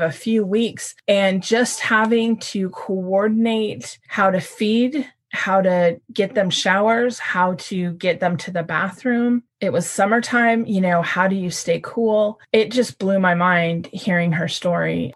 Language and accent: English; California, United States; Born and raised in California